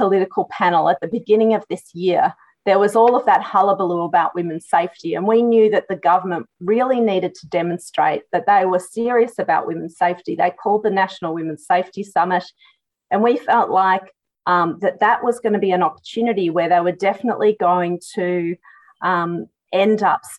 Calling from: Victoria, Australia; I'd like to acknowledge that I'm joining from Wurundjeri country and pay respect to elders past and present.

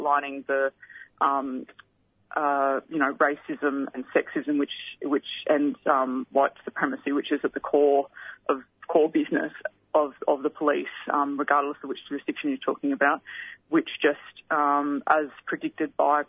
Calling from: Victoria, Australia; I'm tuning in from Wurundjeri country, and I just want to acknowledge and pay my respects to the Koori community of Victoria during NAIDOC week.

